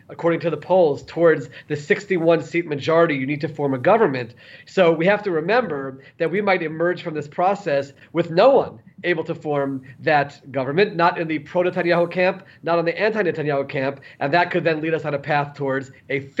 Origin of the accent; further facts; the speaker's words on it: United States; now in Israel; certainly I came from America. I'm used to knowing, oh, there's a winner.